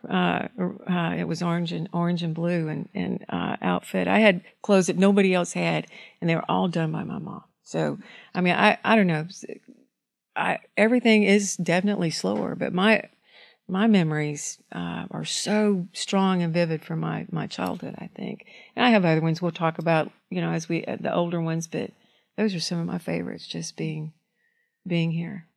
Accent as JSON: {"language": "English", "town": "Red Bay", "region": "Alabama", "country": "United States", "tie": "born or raised there", "also_born_or_lived": "The Shoals, Alabama", "said": "I was born and raised in Red Bay, Alabama, and, and moved on up here to the Shoals"}